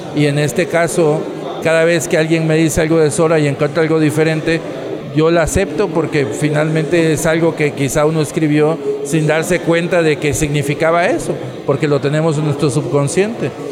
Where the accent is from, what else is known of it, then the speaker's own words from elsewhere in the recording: Tabasco, Mexico; Nosotros somos del sur de México, de un estado que se llama Tabasco